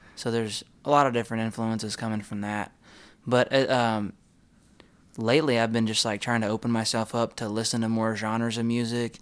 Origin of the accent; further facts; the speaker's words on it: Texas, United States; we're from Texas